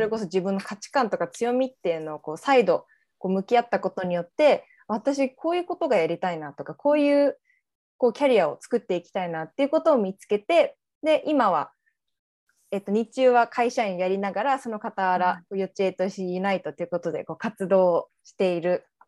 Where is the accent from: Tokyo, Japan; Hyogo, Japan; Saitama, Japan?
Saitama, Japan; moved away as an adult; also born or lived in California; ずっと生まれも育ちも日本でこう埼玉で育ってきた埼玉っ子です。